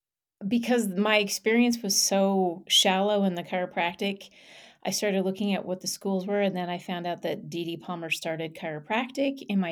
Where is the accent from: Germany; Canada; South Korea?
Canada; And I will share some roots with you, which is I'm Canadian.